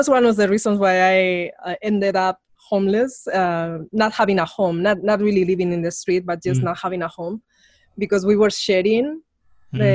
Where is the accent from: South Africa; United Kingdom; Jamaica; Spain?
Spain; English is a second language; moved away as an adult; now in United States; I come from Spain, so I grew up in a dictatorial regime, so it was ultra conservative.